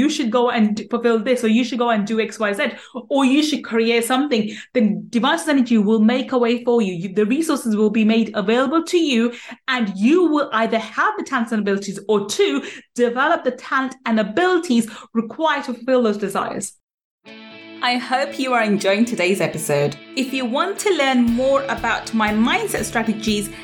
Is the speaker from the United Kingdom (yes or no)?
yes; London, United Kingdom; we ended up moving to London, and then I grew up in East London, and I lived in a ghetto council estate